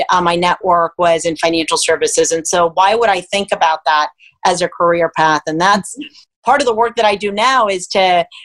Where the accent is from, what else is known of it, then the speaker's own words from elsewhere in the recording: Miami, Florida, United States; also born or lived in Cuba; And so I ended up growing up in Miami, Florida that's actually where I went to school, but I was raised by a single mom um, with a brother and a sister.